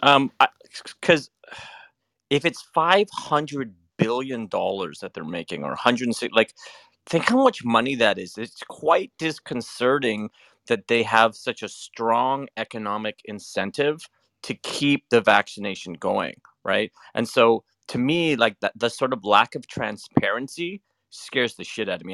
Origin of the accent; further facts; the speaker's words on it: Canada; I'm Canadian